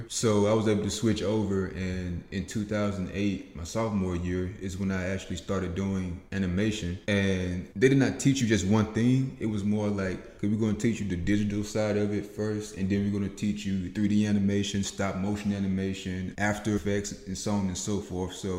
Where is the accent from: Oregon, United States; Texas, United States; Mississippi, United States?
Mississippi, United States; Macon; moved away as an adult; also born or lived in Memphis, Tennessee; I'm from Macon, Mississippi, a very small town, a town where everybody really does know your name. So it's very slow paced there. That's where I was raised